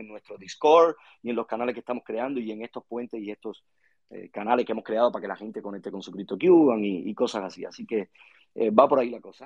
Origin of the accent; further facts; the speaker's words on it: Cuba; accent: Cuban; mi país